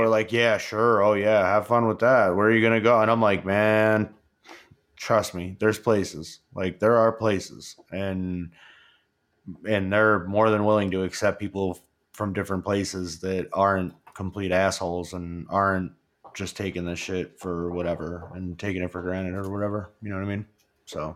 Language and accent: English; New York, United States; now in Colorado, United States; I grew up in New York. It was pretty much you, you pretty much grow up around all Democrats.